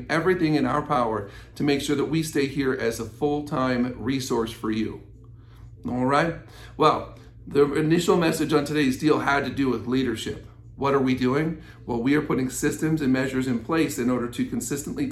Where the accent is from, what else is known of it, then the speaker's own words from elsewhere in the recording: United States; as American citizens